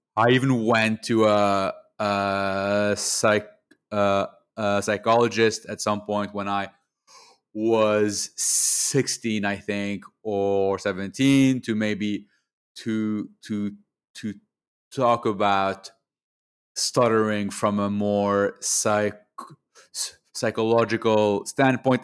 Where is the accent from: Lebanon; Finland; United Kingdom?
Lebanon; moved away as an adult; also born or lived in Montreal, Canada; now in Canada; I grew up in Lebanon, in the Middle East. I was over there until the age of 18. I then moved to to Montreal for university